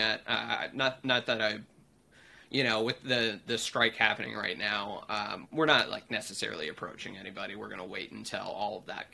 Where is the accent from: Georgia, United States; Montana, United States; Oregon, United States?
Oregon, United States; Portland; Growing up here in Oregon, and I grew up in Portland specifically